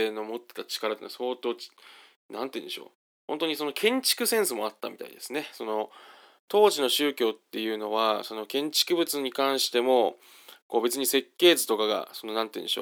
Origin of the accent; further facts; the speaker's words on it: Kanto, Japan; ちょっと私もともと関東出身なんで、当時って言っちゃうんですけど